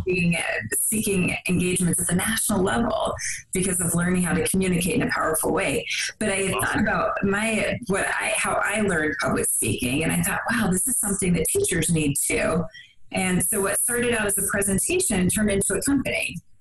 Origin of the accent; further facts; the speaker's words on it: West Virginia, United States; I grew up in West Virginia.